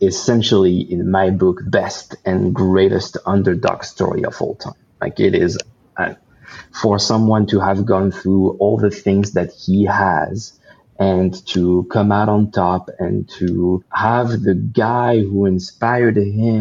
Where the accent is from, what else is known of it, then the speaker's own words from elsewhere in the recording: France; moved away as an adult; now in Los Angeles, United States; I decided to leave everything and everyone behind in my homeland of France, to just move here by myself